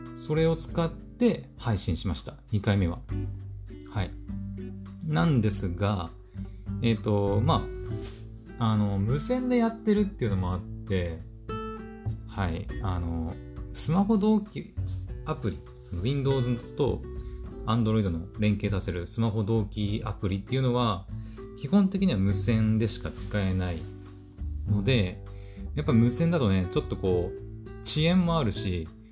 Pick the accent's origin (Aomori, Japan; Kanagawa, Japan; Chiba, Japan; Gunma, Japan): Aomori, Japan; 私、青森の人間なんですけど